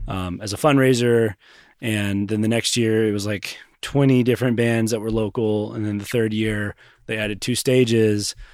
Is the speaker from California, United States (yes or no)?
no; Knoxville, Tennessee, United States; I grew up here in Knoxville, went to South Lowell High School